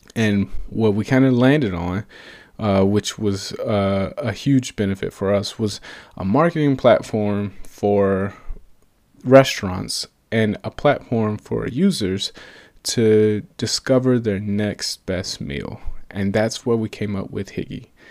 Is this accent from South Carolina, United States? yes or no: no; Atlanta, Georgia, United States; moved away as an adult; now in Portland, United States; I'm originally from Atlanta, Georgia, and I moved all the way out to Portland, Oregon for work